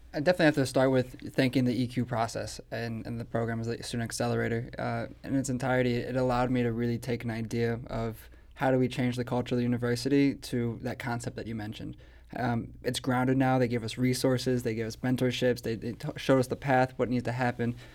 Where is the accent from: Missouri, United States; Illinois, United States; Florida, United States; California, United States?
Missouri, United States; St. Louis; I, am a born and raised in St. Louis person